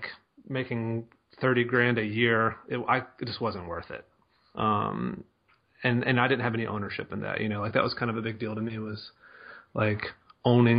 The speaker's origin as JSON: {"language": "English", "region": "Mississippi", "country": "United States", "also_born_or_lived": "Denver, Colorado", "moved": "as an adult", "said": "I'm from Mississippi"}